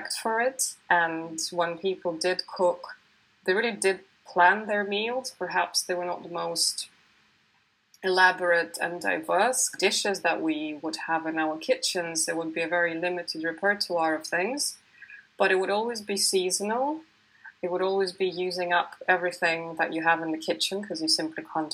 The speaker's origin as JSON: {"language": "English", "region": "Siberia", "country": "Russia", "tie": "born or raised there", "moved": "as an adult", "lives_now": "United Kingdom", "said": "I was born in the early 80s in Siberia, in Russia, in the Soviet era"}